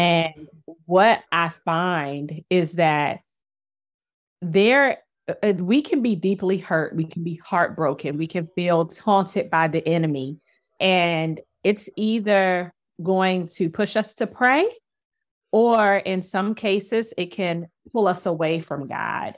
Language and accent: English; Washington, District of Columbia, United States; I grew up in Washington, D C during the eighties and the nineties